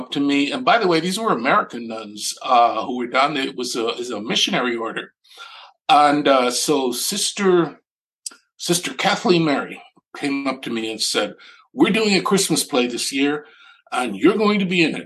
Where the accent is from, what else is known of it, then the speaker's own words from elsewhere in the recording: Panama; now in United States; I'm not from this country. I grew up in Panama.